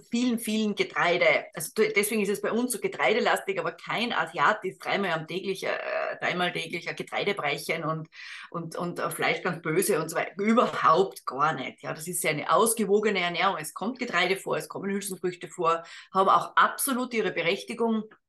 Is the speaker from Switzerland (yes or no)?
no; Austria; als Österreicherin